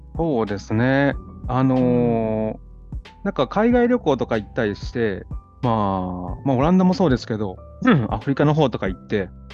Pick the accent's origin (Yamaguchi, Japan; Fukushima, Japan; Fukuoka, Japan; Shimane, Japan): Shimane, Japan; Gotsu; moved away; also born or lived in New York, United States; この島根県江津市に帰ってきて